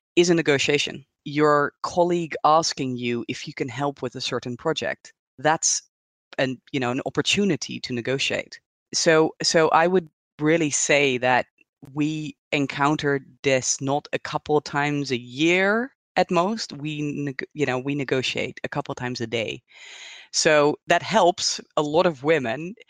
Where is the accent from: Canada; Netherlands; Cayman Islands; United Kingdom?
Netherlands; moved away as an adult; also born or lived in Hong Kong; now in Switzerland; I'm originally from the Netherlands